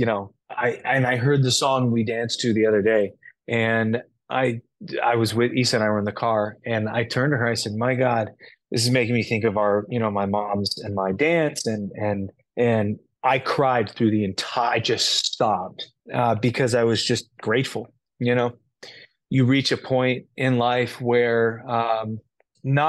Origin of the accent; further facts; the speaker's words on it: Los Angeles, California, United States; Growing up in Los Angeles, you learn Central American Mexican Spanish